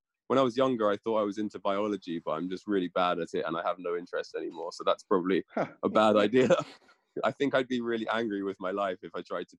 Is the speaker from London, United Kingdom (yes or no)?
yes; London, United Kingdom; I grew up in London, right in the city, so in a big melting pot of tons of different styles and people and genres and culture and everything was all kind of there.